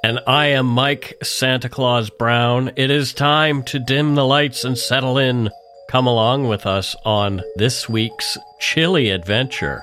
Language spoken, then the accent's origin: English; Nova Scotia, Canada; now in Vancouver, Canada; I grew up in Nova Scotia